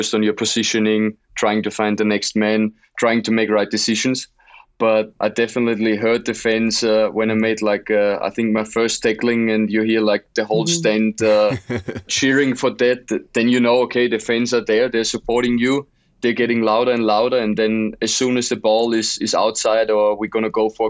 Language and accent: English; Austria; moved away as an adult; now in Leeds, United Kingdom; We always watched in Austria, it was always a big thing to get to watch Premier League